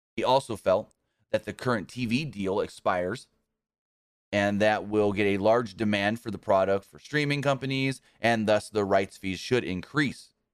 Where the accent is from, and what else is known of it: United States; born or raised there